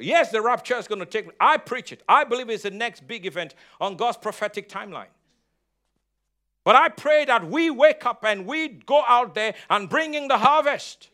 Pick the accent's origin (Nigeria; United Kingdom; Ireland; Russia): Nigeria; moved away; I'm Nigerian, I'm African